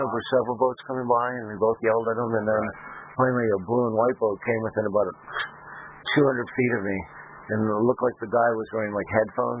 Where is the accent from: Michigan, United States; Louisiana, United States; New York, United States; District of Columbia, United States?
Michigan, United States; also born or lived in Colorado; now in Alabama, United States; I'm from Michigan, but we met in Colorado.